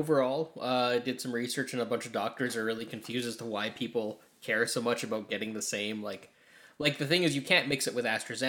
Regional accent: Ireland; Yeah. I'm Irish, though. That didn't help me at all.

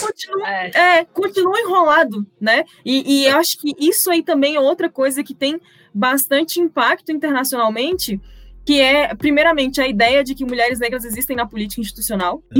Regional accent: Brazil; sou brasileira

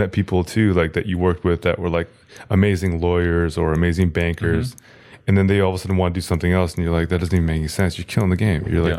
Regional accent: Seattle, Washington, United States; Like, I mean, I grew up like in Seattle.

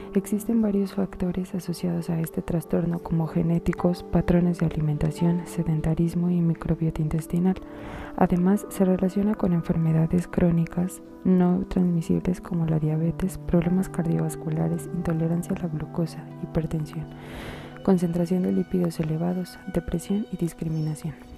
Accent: Mexico; pongámonos a pensar como buenos mexicanos y humanos que somos

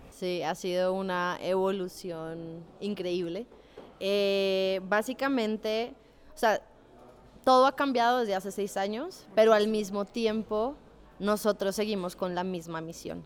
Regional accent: Colombia; moved away as an adult; also born or lived in Chile; now in Mexico; soy colombiana, tengo 30 años. Eh, llevo dos años y medio viviendo en México

